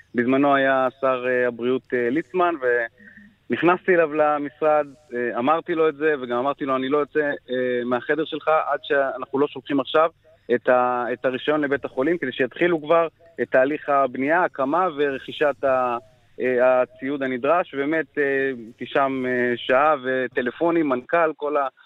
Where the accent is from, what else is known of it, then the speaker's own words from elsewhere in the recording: Afula, Northern District, Israel; נולדתי וגר בעפולה